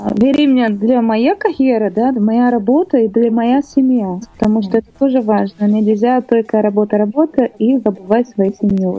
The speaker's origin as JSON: {"language": "Russian", "region": "Rio de Janeiro", "country": "Brazil", "tie": "born or raised there", "second_language": "Russian", "moved": "as an adult", "lives_now": "Russia", "said": "Я родилась там, в Бразилии, мой город Рио-де-Жанейро"}